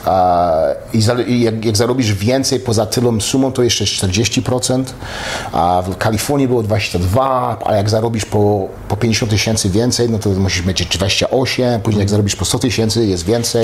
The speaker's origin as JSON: {"language": "Polish", "country": "Poland", "also_born_or_lived": "Montreal, Canada", "moved": "yes", "lives_now": "United States", "said": "jestem Polakiem i jestem, jestem Kanadyjczykiem"}